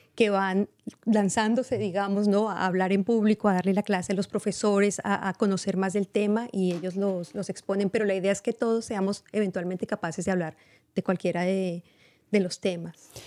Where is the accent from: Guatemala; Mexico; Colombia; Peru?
Colombia; now in Marin County, United States; soy colombiana.